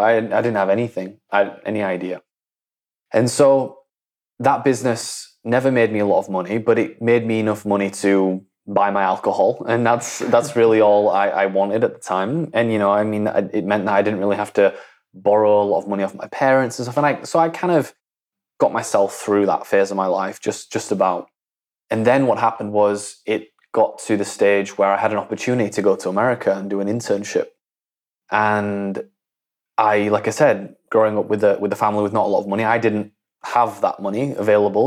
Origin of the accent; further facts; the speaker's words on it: Leeds, Yorkshire and the Humber, United Kingdom; I grew up in Leeds, which is in, in the north of England, right? I'm from a small town in, in between Leeds and Bradford.